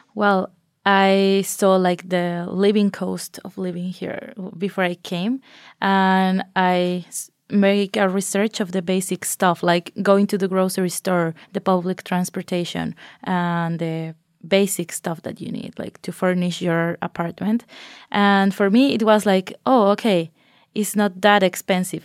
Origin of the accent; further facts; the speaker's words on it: Mexico; moved away as an adult; now in Norway; I'm from Mexico